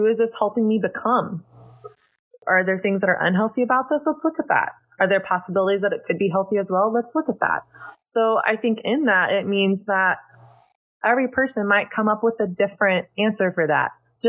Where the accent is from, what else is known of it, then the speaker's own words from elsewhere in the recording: the South, United States; now in New York, United States; It's about me growing up in Southern Christian culture, learning a set of rules that really produced a lot of shame around sex and my body and dating, and getting to a breaking point in my late 20s in New York